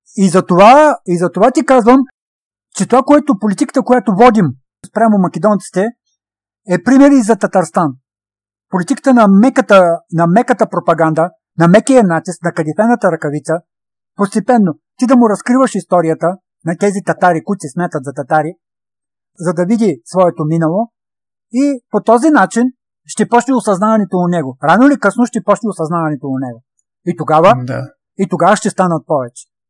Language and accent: Bulgarian; Stara Zagora, Stara Zagora Province, Bulgaria